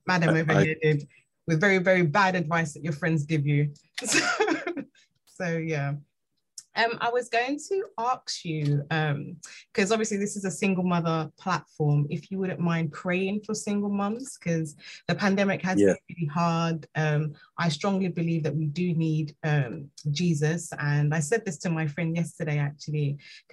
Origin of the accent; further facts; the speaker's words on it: Nigeria; me being Nigerian